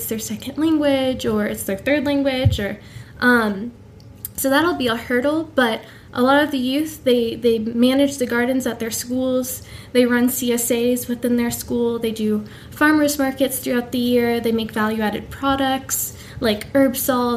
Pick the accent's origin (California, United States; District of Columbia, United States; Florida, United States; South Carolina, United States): District of Columbia, United States; Washington; moved away as an adult; I'm returning back home to my hometown of Washington, D.C. I grew up